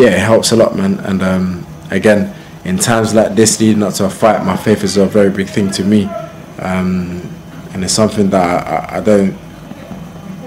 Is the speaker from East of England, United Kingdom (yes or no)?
no; Croydon, London, United Kingdom; I'm from Croydon.